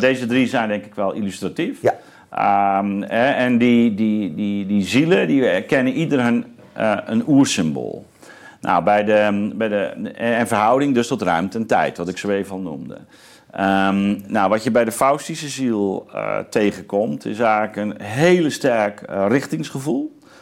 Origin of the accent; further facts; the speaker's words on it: Zeelandic Flanders, Netherlands; ik ben opgegroeid in Zeeuws-Vlaanderen.